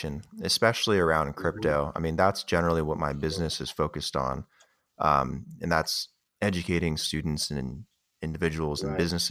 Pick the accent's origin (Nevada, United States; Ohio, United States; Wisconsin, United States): Nevada, United States; Las Vegas; I'm from Vegas